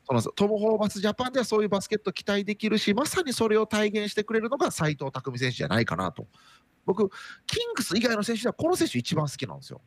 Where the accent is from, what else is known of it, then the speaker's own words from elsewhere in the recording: Nara, Japan; moved away; also born or lived in Okinawa; 僕も奈良県出身